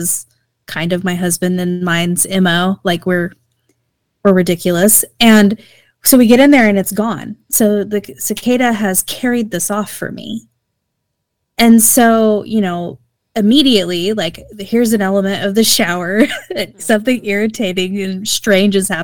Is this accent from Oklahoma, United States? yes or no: yes; Oklahoma, United States